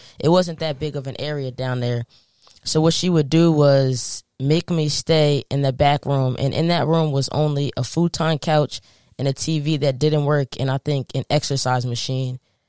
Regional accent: New Jersey, United States; we growing up in North Jersey, me and her lived in a townhouse.

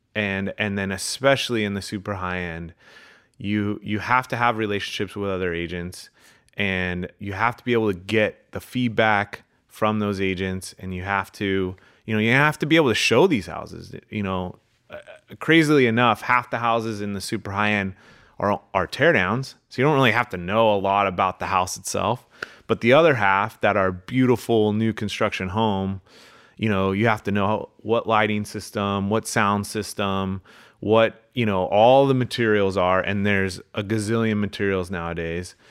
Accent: Manhattan Beach, California, United States; I grew up in Manhattan Beach

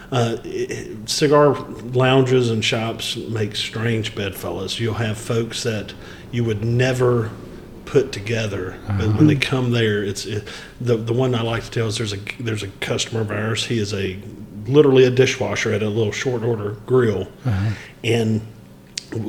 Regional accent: Wadesboro, North Carolina, United States; moved away as an adult; also born or lived in Union County, North Carolina / Chapel Hill, North Carolina; I was actually born and raised in Anson County and moved to Union County in 2000 when I graduated Chapel Hill

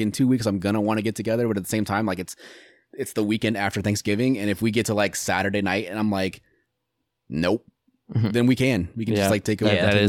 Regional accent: Iowa, United States; I grew up in Iowa.

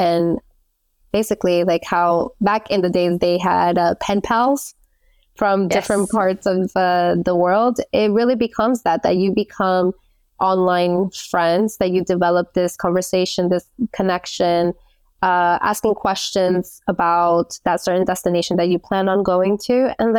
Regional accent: United States; moved away as an adult; which I was growing up in the States up until I was 19, I knew that if I didn't leave the country then, I was going to become complacent.

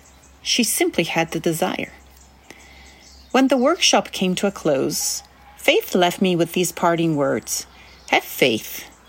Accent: Sicily, Italy; English is a second language; 5 years later in my home country of Italy, on the island of Sicily.

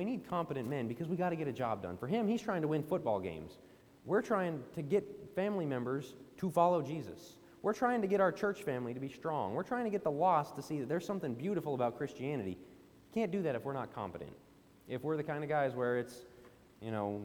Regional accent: Denver, Colorado, United States; I'm from the Denver, Colorado area.

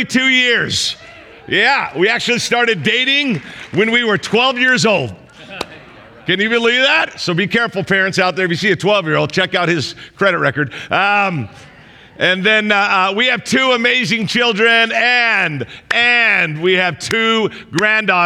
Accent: Southern California, United States; I'm from Southern California

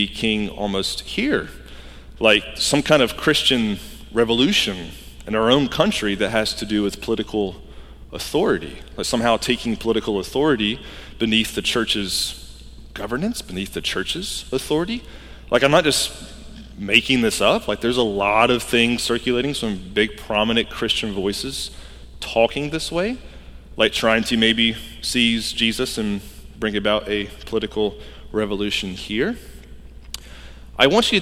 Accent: Georgia, United States; I grew up in Georgia

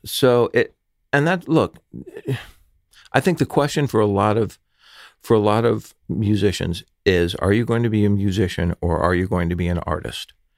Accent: Los Angeles, California, United States; growing up in the San Fernando Valley

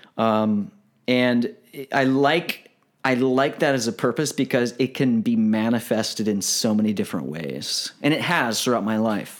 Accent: Galveston, Texas, United States; I was born in Texas

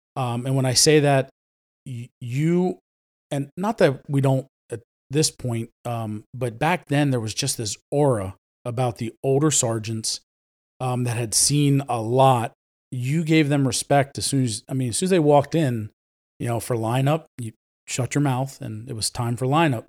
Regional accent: Ephrata, United States; first language Spanish; English is a second language; I was born and raised in Ephrata

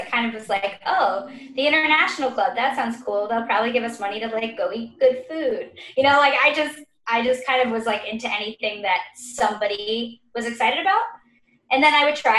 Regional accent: Dallas, Texas, United States; moved away as an adult; also born or lived in Boston; now in New York, United States; I am from Dallas, Texas

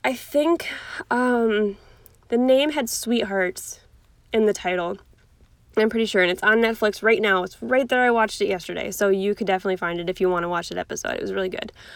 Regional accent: Cleveland, Ohio, United States; I'm from Cleveland. Um, I wasn't born here, but I was born very close to here

